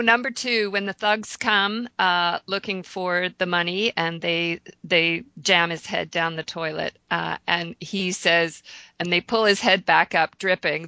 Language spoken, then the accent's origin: English; Canada; I'm Canadian